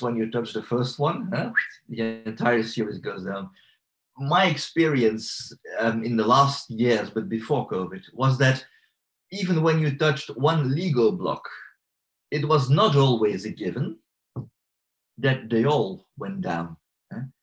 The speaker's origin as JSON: {"language": "English", "country": "Belgium", "said": "I'm from Belgium"}